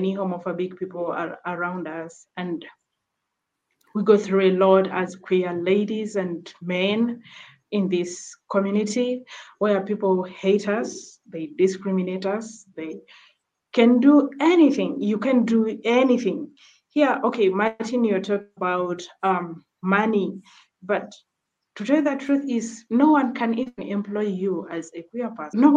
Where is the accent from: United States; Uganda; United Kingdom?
Uganda; also born or lived in Kakuma refugee camp, Kenya; now in Kakuma, Kenya; I came from Uganda